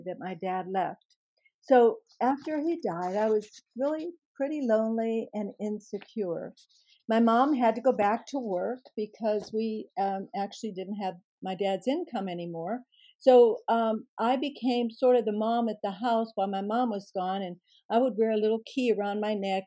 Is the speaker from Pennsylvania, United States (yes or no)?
yes; Pittsburgh, Pennsylvania, United States; I grew up in Pittsburgh, Pennsylvania, and lived with my mom and dad and my younger sister